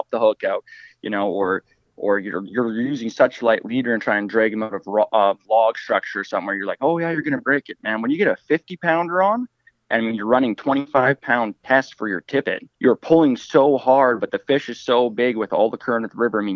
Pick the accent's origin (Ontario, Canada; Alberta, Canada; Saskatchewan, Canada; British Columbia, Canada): British Columbia, Canada; Fort St. John; also born or lived in Terrace, British Columbia; I grew up in Fort St. John, British Columbia